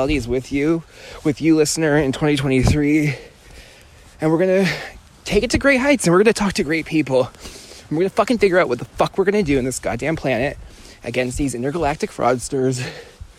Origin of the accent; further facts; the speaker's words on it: California, United States; moved away; I'm from California, born and raised.